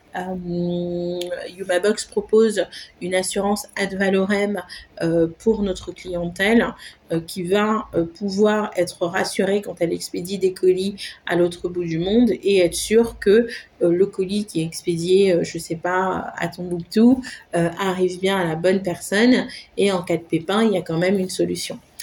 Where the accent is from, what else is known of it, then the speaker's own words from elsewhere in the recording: Haiti; moved away; Je suis euh, repartie en fait m'installer à Haïti, mon pays d'origine